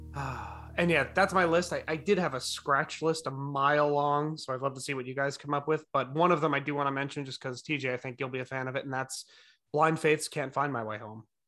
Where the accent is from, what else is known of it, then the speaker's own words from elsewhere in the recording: New Jersey, United States; moved away; also born or lived in Norwalk, Connecticut; Spent most of my formative years in New Jersey